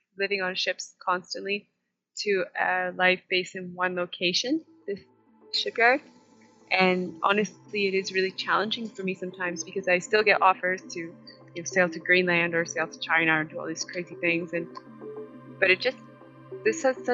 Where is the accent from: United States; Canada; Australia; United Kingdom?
Canada; Kingston, Ontario; now in Costa Rica; I was born just north of Kingston, Ontario, in Canada, and that is also where I grew up